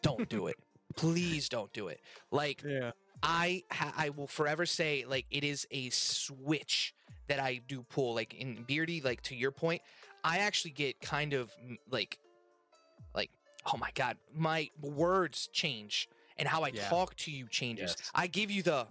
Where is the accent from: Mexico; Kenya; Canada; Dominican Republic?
Mexico; moved away; I come from Mexico